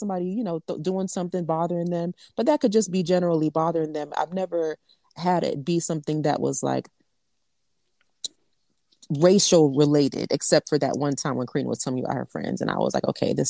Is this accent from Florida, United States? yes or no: yes; South Florida, United States; I'm from South Florida